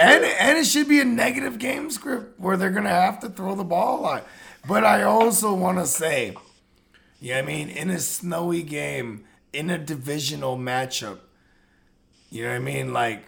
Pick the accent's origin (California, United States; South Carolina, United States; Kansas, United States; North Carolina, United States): California, United States; the Bay Area; Bro, I'm from the Bay.